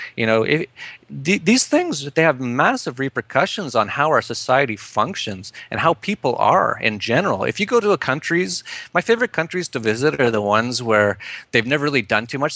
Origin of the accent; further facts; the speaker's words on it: Edmonton, Alberta, Canada; moved away as an adult; also born or lived in Vancouver; I'm from Canada originally. I was born in Edmonton and I lived in Vancouver for a while, and then I defected about uh, eight years ago